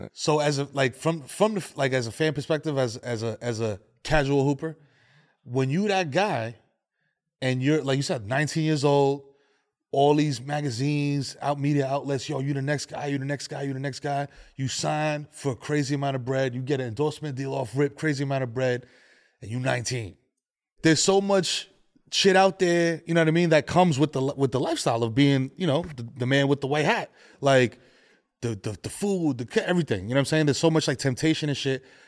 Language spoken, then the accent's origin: English; New York City, New York, United States; Born and raised in the Bronx